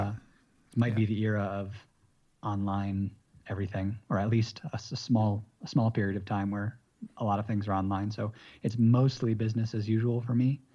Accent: Michigan, United States; moved away as an adult; also born or lived in Massachusetts / San Diego; now in Bogota, Colombia; I was kinda raised in Michigan for most of my life

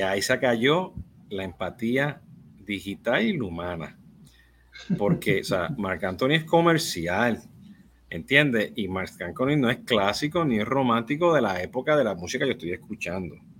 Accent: Puerto Rico; Yo soy boricua

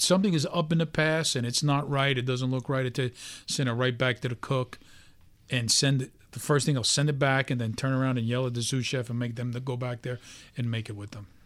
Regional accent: New York City, New York, United States; a regular guy, born and raised in Brooklyn

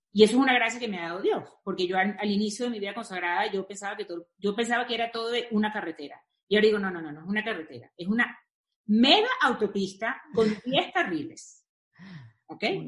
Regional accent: Venezuela; moved away as an adult; also born or lived in Spain / Brazil; now in Mexico; siendo venezolana

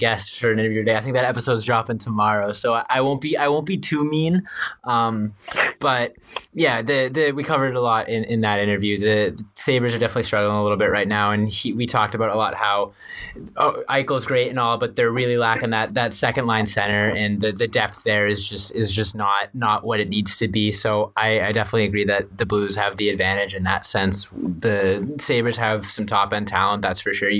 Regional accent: Massachusetts, United States; I'm from Massachusetts

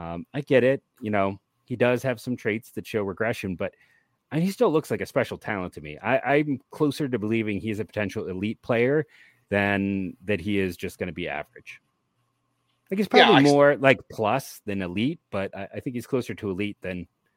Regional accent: Cleveland, Ohio, United States; I grew up in Cleveland

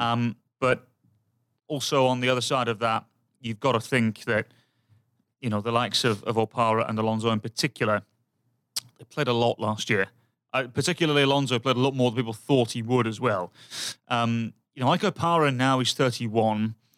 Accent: England, United Kingdom; moved away; I'm from England and I'm used to crap weather

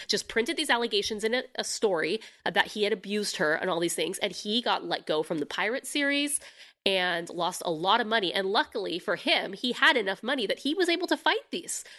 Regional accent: United States; being an American

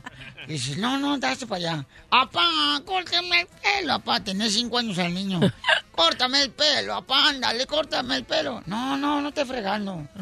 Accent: Guasave, Sinaloa, Mexico; yo como mujer que soy de de Guasave, de Tierra Caliente

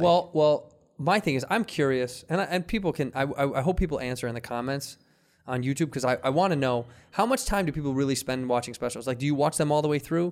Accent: Midwest, United States; now in California, United States; we're from the Midwest

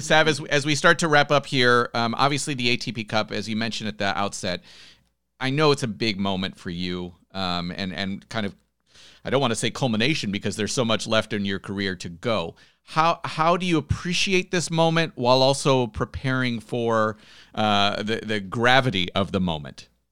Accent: United States; as an American

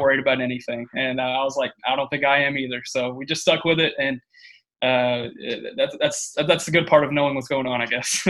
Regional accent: Tyler, Texas, United States; I'm from Tyler

